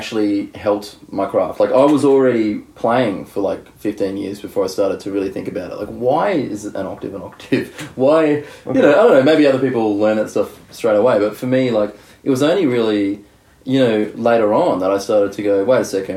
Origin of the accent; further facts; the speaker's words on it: Brisbane, Queensland, Australia; moved away as an adult; also born or lived in Melbourne; I was born in Brisbane, and I studied in Brisbane. And then in my 20s, I moved to Melbourne for 6 years